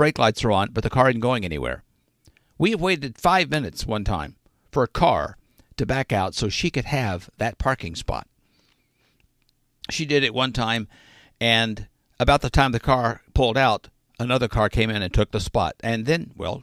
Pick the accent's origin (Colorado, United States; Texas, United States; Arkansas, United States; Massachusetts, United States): Arkansas, United States; being from Arkansas